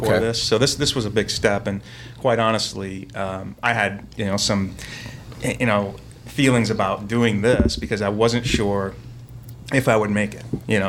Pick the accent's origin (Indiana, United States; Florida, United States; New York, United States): Indiana, United States; Indianapolis; we're from Indianapolis